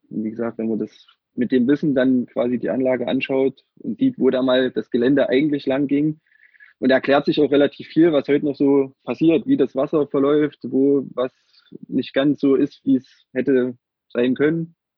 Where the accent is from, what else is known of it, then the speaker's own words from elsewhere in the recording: Gera, Thuringia, Germany; hier äh, geboren in Anführungsstrichen, aufgewachsen, ähm, auch zur Schule gegangen, zur Grundschule